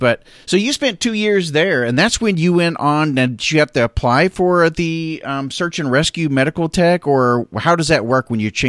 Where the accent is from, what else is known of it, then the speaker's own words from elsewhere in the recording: Milton, Florida, United States; in my hometown, Milton, Florida.